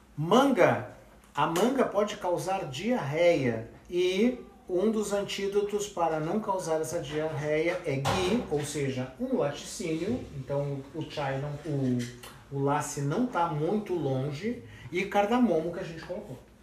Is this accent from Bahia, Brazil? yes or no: no; Rio Grande do Sul, Brazil; eu sou gaúcho